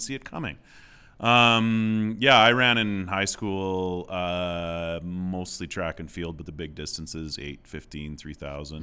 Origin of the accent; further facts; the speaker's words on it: southwest Saskatchewan, Canada; moved away; I grew up, like I said, in southwest Saskatchewan